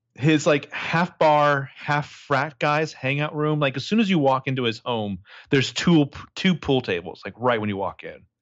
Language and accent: English; Sacramento, California, United States; growing up in Sacramento